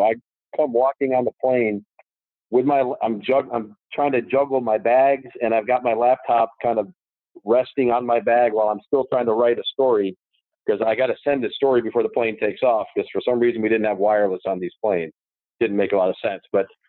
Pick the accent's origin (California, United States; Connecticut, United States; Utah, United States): Connecticut, United States; I grew up in Connecticut, about an hour away from New Haven.